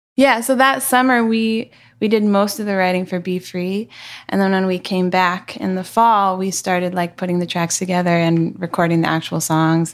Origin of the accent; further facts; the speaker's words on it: Seattle, Washington, United States; moved away; I'm from Seattle